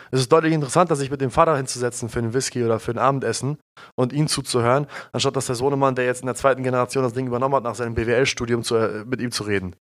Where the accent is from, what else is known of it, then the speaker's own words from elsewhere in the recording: Germany; wir sind ja hier in Deutschland aufgewachsen